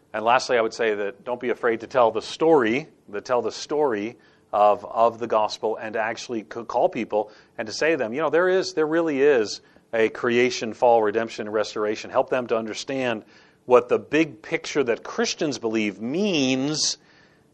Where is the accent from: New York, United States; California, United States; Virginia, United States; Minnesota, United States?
New York, United States; New York City; now in American South, United States; I live in the American South, and I'm not from the American South. I'm from New York City.